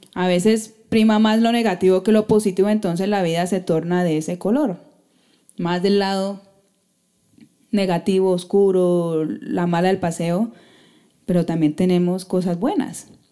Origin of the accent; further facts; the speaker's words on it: Colombia; como sociedad colombiana somos muy recocheros